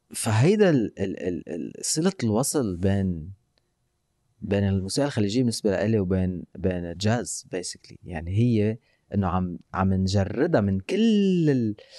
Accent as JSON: {"language": "Arabic", "country": "Lebanon", "said": "نحن بلبنان"}